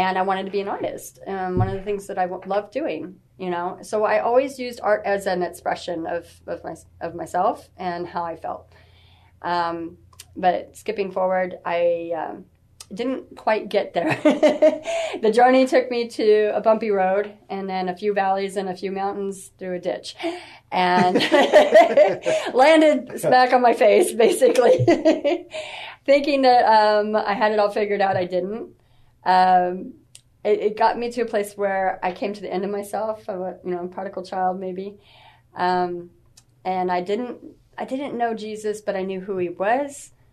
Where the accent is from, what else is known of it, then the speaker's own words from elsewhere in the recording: San Antonio, Texas, United States; I am from San Antonio. I'm basically born and raised here.